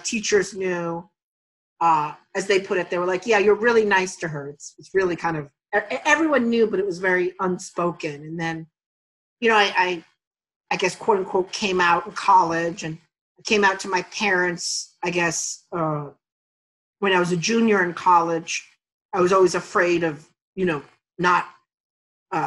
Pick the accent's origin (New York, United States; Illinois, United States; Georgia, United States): New York, United States; New York City; moved away as an adult; I grew up in Astoria in the late 70s, 80s, and 90s